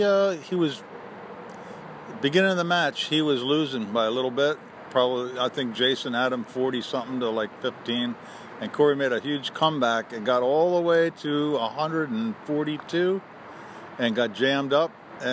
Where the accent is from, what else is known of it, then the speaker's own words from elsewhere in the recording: South Florida, United States; I grew up down in South Florida, and I spent a lot of time in Miami in a pool room.